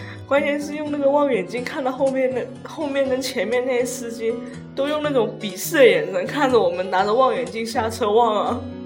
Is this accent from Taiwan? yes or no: no; Guangdong, China; 拜山就是我们广东人对扫墓业的一种说法啦，每年的固定仪式嘛哦，对啊，清明节就大家都去拜山扫墓。所以，但是我家老一辈是比较重男轻女，所以反正我是没有去，去过扫墓啦，因为女生都，都不用干这些事情